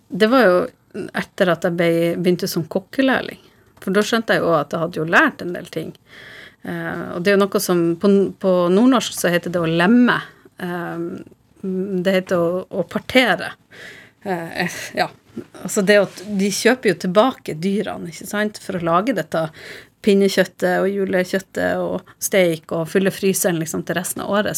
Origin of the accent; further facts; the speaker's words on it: Harstad, Northern Norway, Norway; now in Oslo, Norway; som nordlending i Oslo, så har du et savn til Nord-Norge.